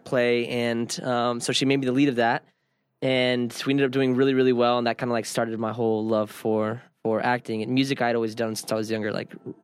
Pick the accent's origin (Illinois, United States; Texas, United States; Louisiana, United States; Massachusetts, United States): Texas, United States; Dallas; now in Las Vegas, United States; I grew up in Dallas